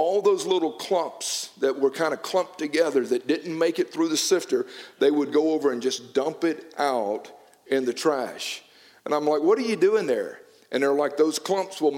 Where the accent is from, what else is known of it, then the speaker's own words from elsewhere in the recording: United States; I grew up in Noonan.